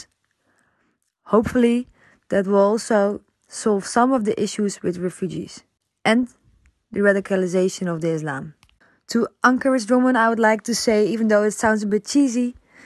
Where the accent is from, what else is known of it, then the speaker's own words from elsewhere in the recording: Netherlands; I'm from the Netherlands